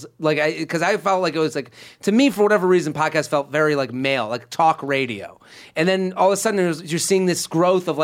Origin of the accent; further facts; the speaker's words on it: Boston area, Massachusetts, United States; moved away; I just went home to Boston for some shows and I was like, you know, I went back to my hometown for the day